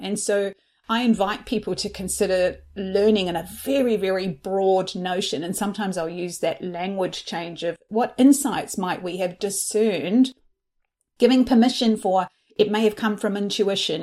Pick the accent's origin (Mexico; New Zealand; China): New Zealand; moved away; I'm originally from New Zealand